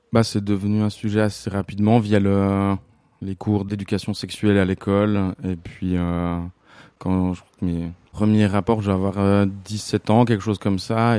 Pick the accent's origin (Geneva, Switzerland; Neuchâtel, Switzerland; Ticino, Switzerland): Neuchâtel, Switzerland; La Chaux-de-Fonds; j'ai 36 ans et je viens de La Chaux-de-Fonds.